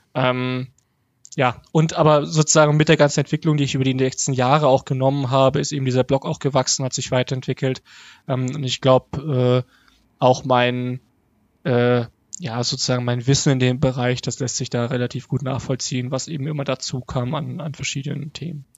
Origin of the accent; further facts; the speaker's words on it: Hof, Bavaria, Germany; moved away; also born or lived in Dresden; in meiner Heimatstadt Hof